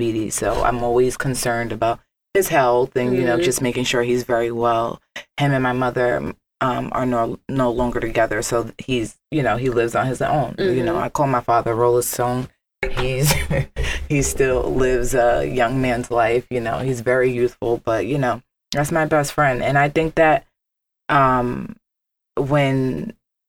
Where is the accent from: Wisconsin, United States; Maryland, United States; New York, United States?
New York, United States; New York City; we come from the Bronx